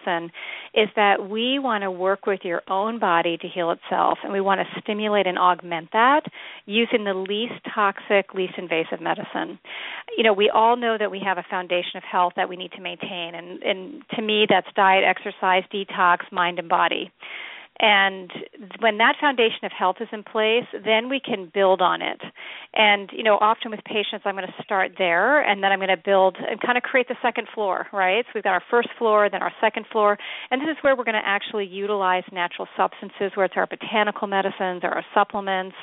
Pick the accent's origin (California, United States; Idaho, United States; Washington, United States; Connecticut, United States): Connecticut, United States; also born or lived in Norway; my hometown in Connecticut